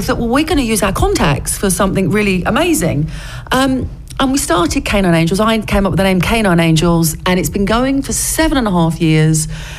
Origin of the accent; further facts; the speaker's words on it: Basildon, East of England, United Kingdom; also born or lived in London; Well, yeah, I was born in London, but we moved to Essex when I was a child, and I was brought up in Essex, actually in Basildon.